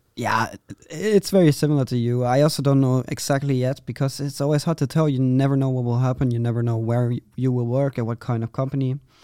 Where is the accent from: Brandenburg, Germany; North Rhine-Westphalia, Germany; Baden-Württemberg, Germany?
North Rhine-Westphalia, Germany; Vreden; I'm from a very small city, uh, in Germany, Vreden.